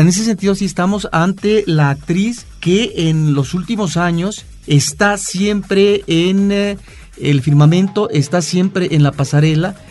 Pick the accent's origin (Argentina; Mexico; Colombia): Mexico